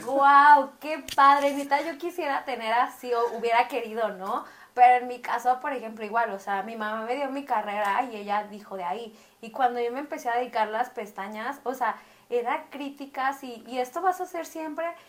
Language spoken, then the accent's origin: Spanish; Mexico City, Mexico; Y yo soy de aquí de Ciudad de México